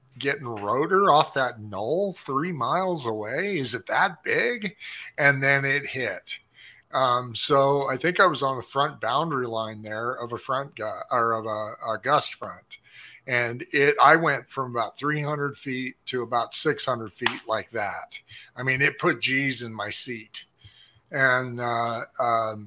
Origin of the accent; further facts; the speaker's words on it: Las Vegas, Nevada, United States; moved away as an adult; now in Wichita, United States; I'm from Vegas, but I grew up, you know, driving on dirt roads.